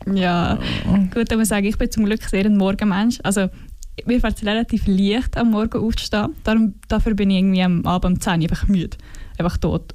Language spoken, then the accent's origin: German; Fiesch, Valais, Switzerland; accent: Walliser Deutsch; moved away as an adult; now in Bern, Switzerland; ich bin in Wallis aufgewachsen, also bin im Kindergarten, wo Fisch bezügelt und dort ich meine ganze Schulzeit verbracht